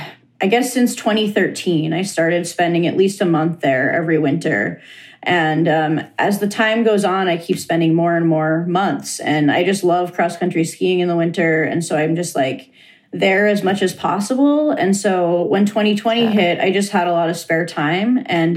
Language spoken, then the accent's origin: English; Negaunee, Michigan, United States; now in Oregon, United States; So it's in my hometown. Cool. I'm originally from a town called Negaunee, which is about 10 miles outside of Marquette, Michigan, in the UP.